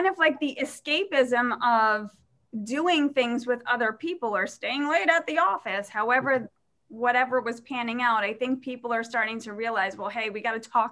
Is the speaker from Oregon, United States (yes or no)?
no; New York City, New York, United States; I grew up in Staten Island. I grew up in an Irish household